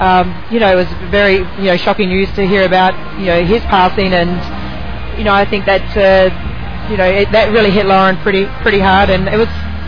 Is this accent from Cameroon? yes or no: no; Australia; moved away as an adult; now in Indianapolis, United States; being an Aussie.